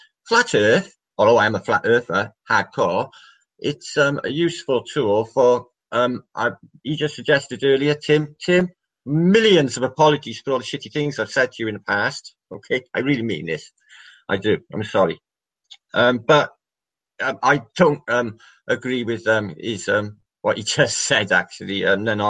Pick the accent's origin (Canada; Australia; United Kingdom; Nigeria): United Kingdom; Wales; I'm from Wales